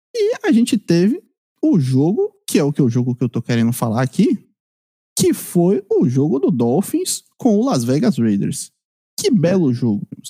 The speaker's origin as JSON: {"language": "Portuguese", "region": "Bahia", "country": "Brazil", "said": "a minha terra aqui, minha Bahia"}